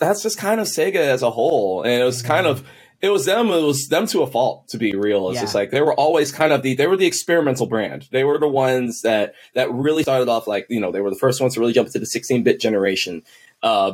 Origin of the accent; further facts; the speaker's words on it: Texas, United States; also born or lived in Kansas City; I'm from Kansas City. We've lived in Texas for most of our lives. Okay. I was about to start high school and we moved back to Kansas City